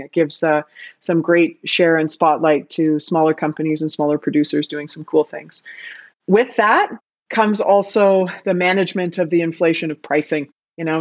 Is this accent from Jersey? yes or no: no; Canada; moved away as an adult; now in Amsterdam, Netherlands; I am Canadian, if you can't hear it in my voice. I live in Amsterdam, but I'm definitely Canadian